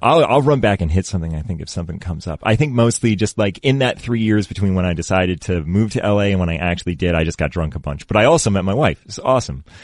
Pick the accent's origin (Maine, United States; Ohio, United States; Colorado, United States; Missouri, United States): Maine, United States; Readfield; moved away as an adult; now in Los Angeles, United States; I grew up in Reedfield.